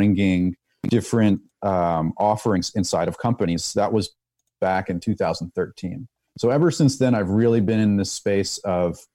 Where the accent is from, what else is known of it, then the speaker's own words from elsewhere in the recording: New York, United States; moved away as an adult; now in France; I was born and raised in New York